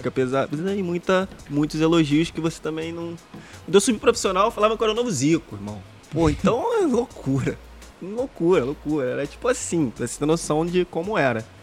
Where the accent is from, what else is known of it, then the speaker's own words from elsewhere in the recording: Rio de Janeiro, Brazil; Eu sou de Jacarepaguá